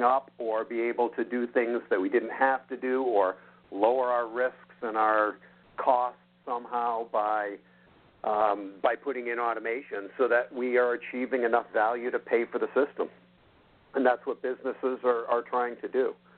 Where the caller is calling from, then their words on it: Central New York, United States; I'm calling from Central New York.